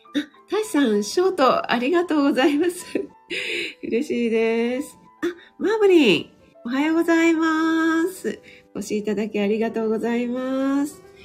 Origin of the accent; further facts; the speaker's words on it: Kanto, Japan; 本当に雪に弱い関東人